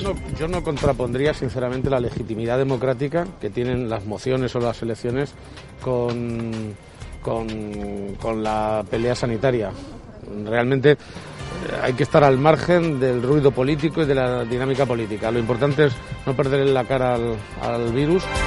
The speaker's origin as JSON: {"language": "Spanish", "region": "Castilla-La Mancha", "country": "Spain"}